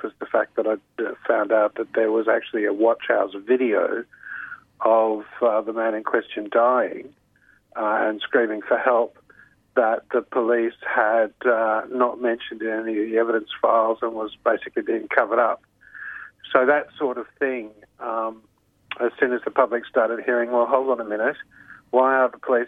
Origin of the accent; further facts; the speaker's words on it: Queensland, Australia; moved away as an adult; also born or lived in Canberra / Sydney / Britain / Brisbane; I grew up in the Bjelke Peterson era in Queensland